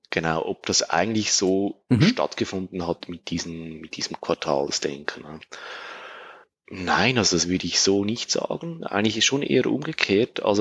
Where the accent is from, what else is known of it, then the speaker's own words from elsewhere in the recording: Switzerland; die Analogie zum, zum Käse, sage ich mal, als Schweizer.